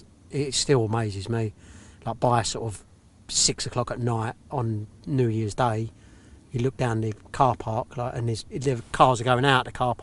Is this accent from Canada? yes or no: no; Cheshunt, East of England, United Kingdom; moved away; I was brought up in Hertfordshire, sort of Cheshunt in Hertfordshire, which is all like Lee Valley, North Mare, Maidsmeads and everything.